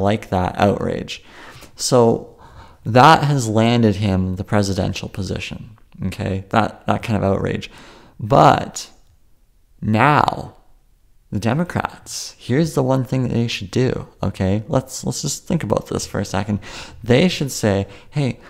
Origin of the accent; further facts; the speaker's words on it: Canada; I'm Canadian